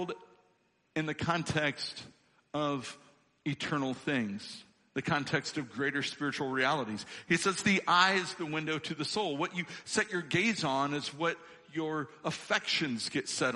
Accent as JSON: {"language": "English", "region": "Illinois", "country": "United States", "tie": "born or raised there", "moved": "yes", "said": "I come from Illinois. I'm an Illinois boy born and raised"}